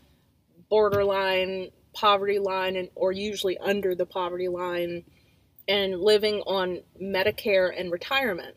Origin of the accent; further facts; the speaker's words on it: United States; I'm American